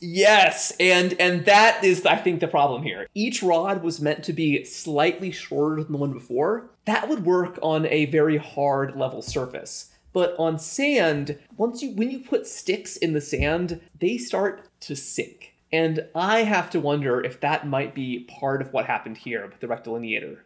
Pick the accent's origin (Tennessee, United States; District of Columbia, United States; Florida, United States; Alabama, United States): Florida, United States; South; I'm from South Florida too